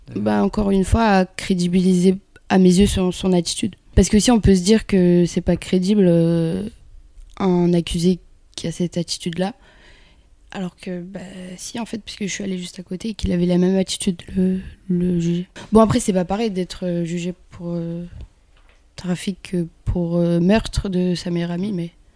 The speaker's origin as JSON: {"language": "French", "region": "Kabylie", "country": "Algeria", "tie": "born or raised there", "moved": "yes", "said": "Je suis née en Algérie et euh, dans un petit village, donc euh, nous on, parle vraiment plus kabyle"}